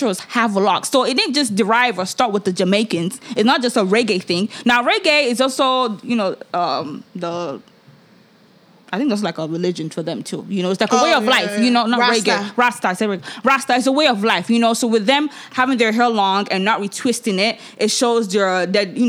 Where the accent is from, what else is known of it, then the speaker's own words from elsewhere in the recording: Nigeria; now in United States; I come from Nigeria